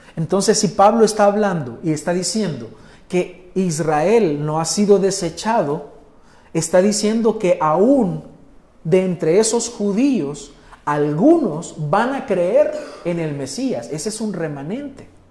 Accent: El Salvador; nosotros, los salvadoreños, que nos gustan las pupusas y la gallina asada

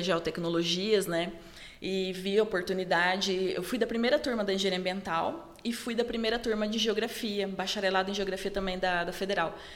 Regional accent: Dourados, Mato Grosso do Sul, Brazil; eu sou de Dourados, sou nascida em Dourados

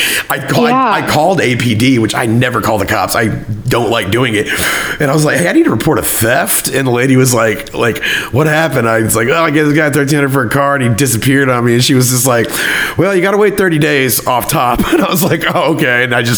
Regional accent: Germany; we grew up in Germany, like as a kid, like my parents were military, they lived over there.

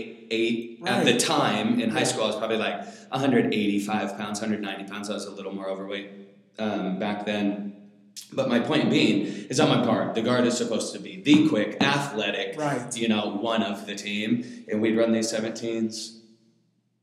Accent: Federal Way, Washington, United States; I grew up in Federal Way my whole life.

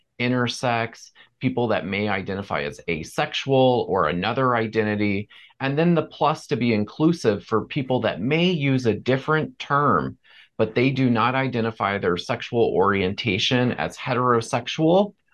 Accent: Port St. Lucie, Florida, United States; I grew up in Florida and in a town called Port St. Lucie.

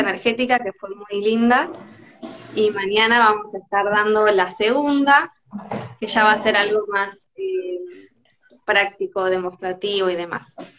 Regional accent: Tandil, Buenos Aires Province, Argentina; yo soy de Tandil

